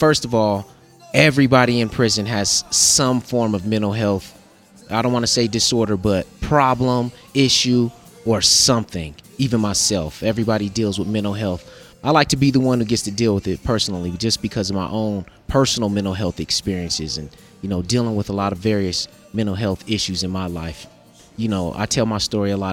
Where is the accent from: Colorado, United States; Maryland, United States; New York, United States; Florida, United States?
Colorado, United States; Denver; I grew up in Colorado, Denver